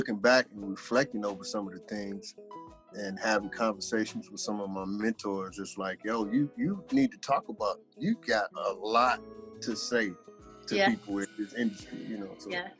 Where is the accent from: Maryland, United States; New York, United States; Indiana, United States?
Indiana, United States; Gary; now in Atlanta, United States; born and raised in Gary, Indiana.